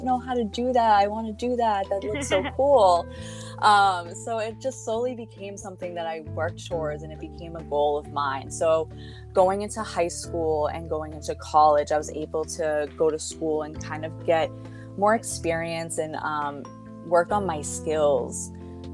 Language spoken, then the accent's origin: English; Boston, Massachusetts, United States; I am a journalist from Boston, Massachusetts